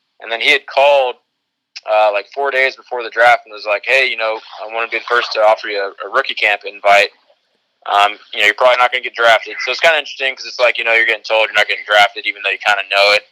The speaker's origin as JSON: {"language": "English", "region": "Alabama", "country": "United States", "tie": "born or raised there", "also_born_or_lived": "Indiana", "moved": "as an adult", "said": "I was raised in Alabama, but my only scholarship offer coming out was Ball State. So I was in Indiana for 4 years"}